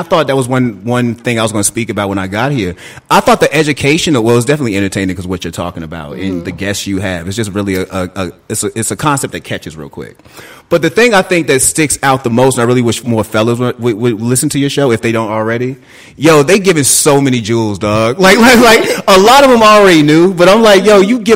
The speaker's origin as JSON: {"language": "English", "town": "Boston", "region": "Massachusetts", "country": "United States", "tie": "born or raised there", "said": "growing up, I'm from Boston. Growing up, I remember when we had Chinatown, and there was this place called the Combat Zone."}